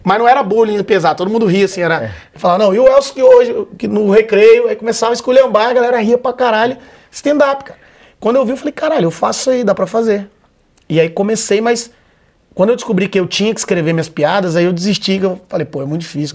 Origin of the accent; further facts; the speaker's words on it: Vitória, Espírito Santo, Brazil; moved away as an adult; now in São Paulo, Brazil; Sou de Vitória, Espírito Santo. Formei engenharia lá, né? Tal, vivi a vida toda lá. E aí vim para São Paulo